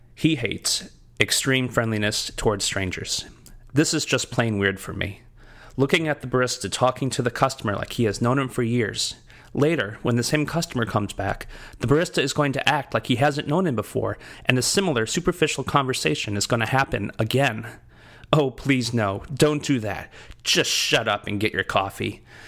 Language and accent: English; United States; also born or lived in New England; now in Southern United States; as an American